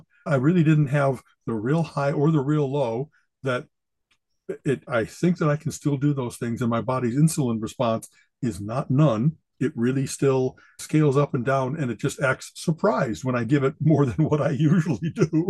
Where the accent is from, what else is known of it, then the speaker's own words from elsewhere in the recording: Chicago, Illinois, United States; because I came from Chicago, I never had a chance to try whatever the kind of Cleveland local stuff is.